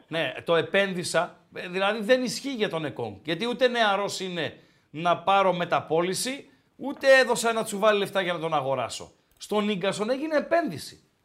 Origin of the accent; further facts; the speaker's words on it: Komotini area, Eastern Macedonia and Thrace, Greece; moved away; από Κομωτινή, από τα μέρη μου